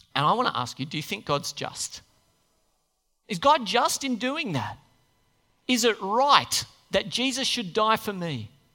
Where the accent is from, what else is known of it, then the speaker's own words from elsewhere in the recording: Australia; We just don't take things very seriously here